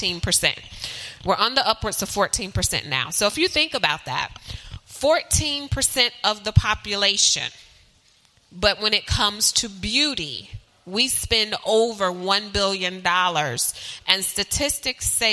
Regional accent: Charlotte, North Carolina, United States; I am from Charlotte, originally born and bred from Charlotte, but I have traveled virtually everywhere.

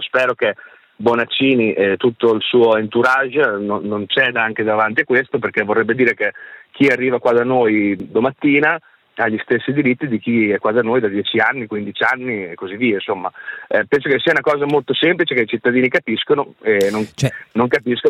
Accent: Ferrara, Emilia-Romagna, Italy; Vittorio Sgarbi, che è ferrarese come me

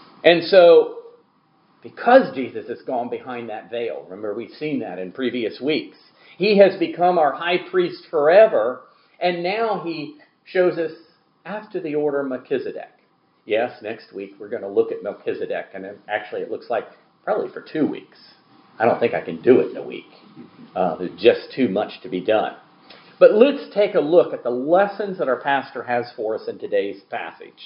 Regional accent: Gulf Coast, United States; the way I grew up around the Gulf Coast.

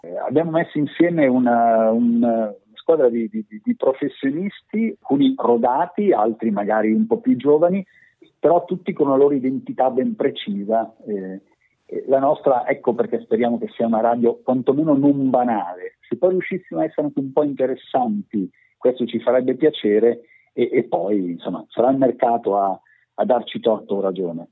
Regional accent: province of Pavia, Lombardy, Italy; tutti arriviamo dalla, dalla provincia di Pavia, pure, pure Foderà è, è nativo della provincia di Pavia, che è la la terra dove sono nato anch'io.

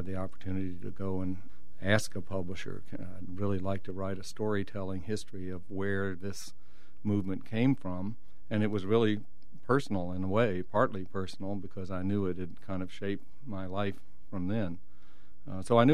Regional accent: Atlanta, Georgia, United States; I grew up in Atlanta

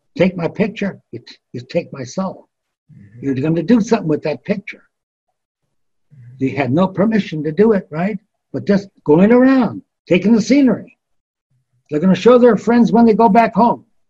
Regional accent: United States; I'm an American

